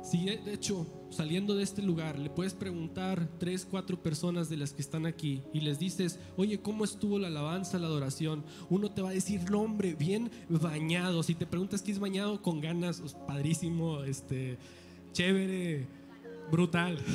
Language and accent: Spanish; Mexico; soy mexicano